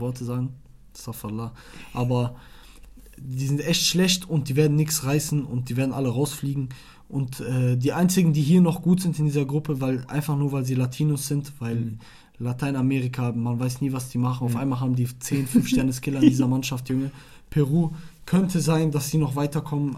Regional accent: Iraq; moved away; ich komme aus Irak.

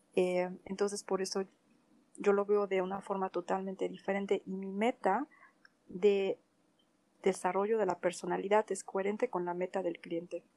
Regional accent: Mexico; moved away as an adult; also born or lived in Spain / France / Portugal; now in Germany; nací en México, en una familia alemana, bueno, bávara alemana

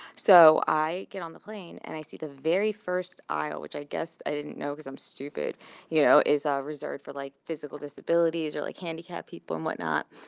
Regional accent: Pikesville, Maryland, United States; moved away; I grew up in Pikesville

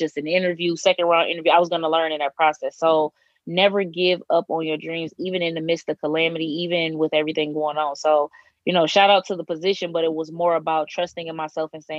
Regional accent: Detroit, Michigan, United States; moved away as an adult; now in Bloomington, United States; I'm originally from Detroit, Michigan. I am currently in Bloomington, Indiana

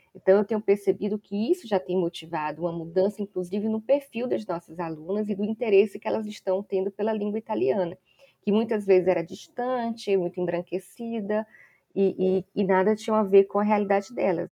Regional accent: Ceará, Brazil; now in Salvador, Brazil; eu não sou baiana, eu sou cearense

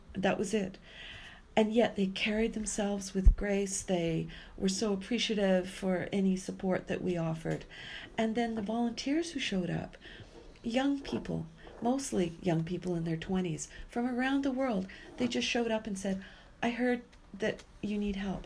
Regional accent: Vancouver, British Columbia, Canada; also born or lived in Yellowknife / Saskatchewan / Calgary; finally made my way back home to my hometown of Vancouver

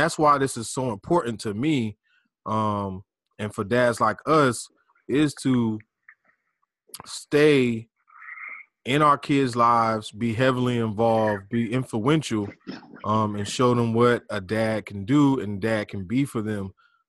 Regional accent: Pensacola, Florida, United States; Especially, I know, growing up in Pensacola.

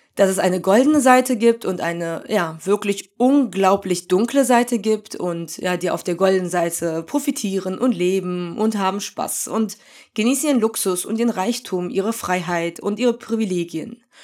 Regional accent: Germany; ich identifiziere mich ja schon als Deutsche, weil ich hier geboren und aufgewachsen bin

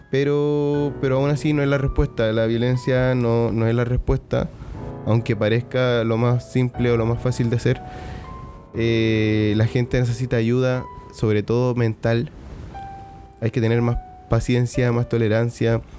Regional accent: Iquique, Tarapacá, Chile; soy iquiqueño, soy chileno, tengo 34 años a día de hoy

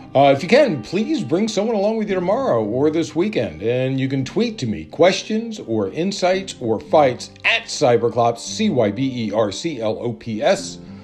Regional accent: Maryland, United States; Maryland, my home state

